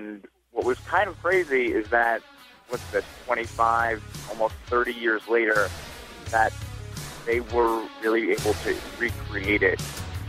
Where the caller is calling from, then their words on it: New York City, New York, United States; calling from Staten Island.